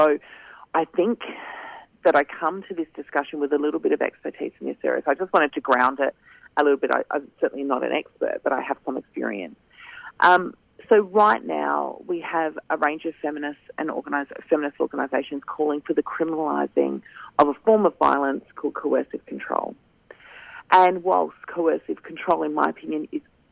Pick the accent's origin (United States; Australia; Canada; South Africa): Australia; Kaurna Yerta, South Australia; I'm a Gunditj Marah woman, born and raised on Kaurna Yerta